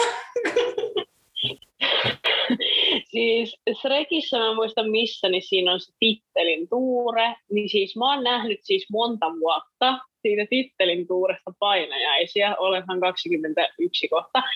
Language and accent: Finnish; Orimattila, Päijät-Häme, Finland; moved away as an adult; now in Helsinki, Finland; Mä oon siis Helsingistä kotoisin ja oon sitten muuttanut Orimattilaa ja asunut 113 vuotta lapsuudesta.